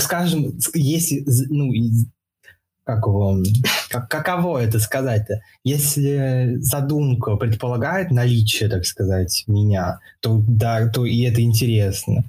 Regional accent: Saint Petersburg, Russia; в Питере, я из Питера, ну, в Питере в основном.

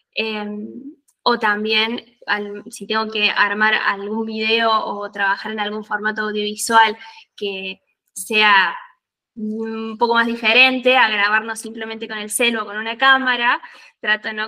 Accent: Bell Ville, Córdoba, Argentina; moved away as an adult; also born or lived in Villa General Belgrano, Argentina; now in Italy; vivía un poco en Belville, que es de donde soy

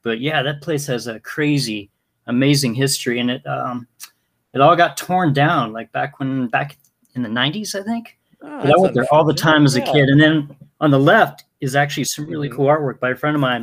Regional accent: Denver, Colorado, United States; also born or lived in Littleton, Colorado; Yeah, I am from Colorado, born and raised in Denver, then moved to Littleton when I was, I think, 10.

